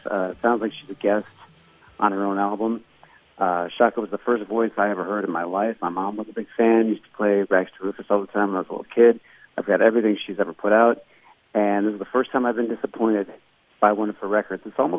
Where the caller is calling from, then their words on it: Las Vegas, Nevada, United States; calling from Las Vegas